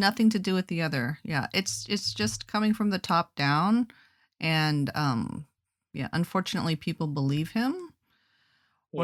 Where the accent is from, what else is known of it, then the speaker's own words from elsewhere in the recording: Anchorage, Alaska, United States; I'm from Alaska.